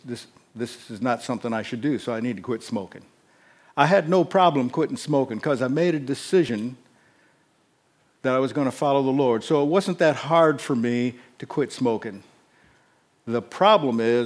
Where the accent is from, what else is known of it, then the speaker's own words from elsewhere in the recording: Northeast Indiana, United States; I was raised in Northeast Indiana.